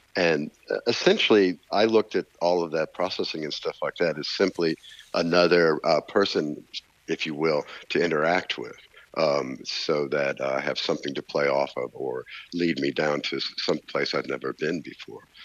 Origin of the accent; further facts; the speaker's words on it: Nashville, Tennessee, United States; growing up in Nashville, particularly in the 60s and 70s as I was a young man.